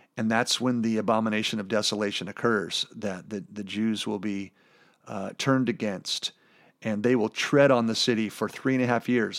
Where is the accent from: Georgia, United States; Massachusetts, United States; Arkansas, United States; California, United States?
California, United States; I'm from California